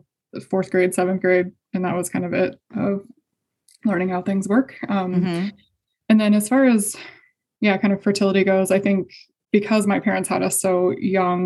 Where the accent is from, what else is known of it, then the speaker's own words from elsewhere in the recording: Indiana, United States; I'm from Indiana. So I grew up in a pretty conservative